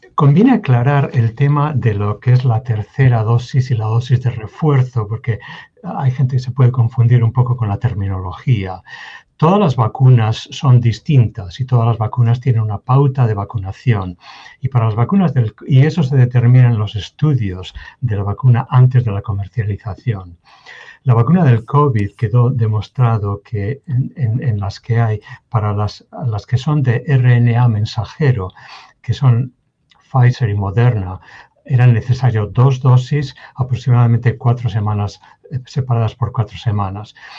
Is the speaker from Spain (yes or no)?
yes; Spain; moved away as an adult; now in Kansas, United States; yo soy natural de España, nací en España, crecí en España